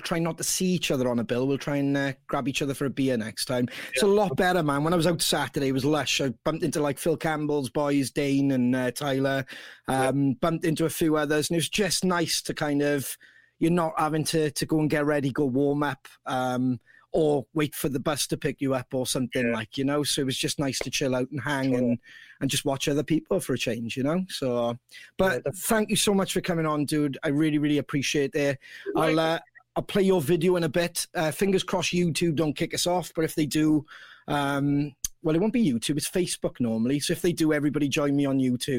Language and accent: English; Wales, United Kingdom; oh, Wales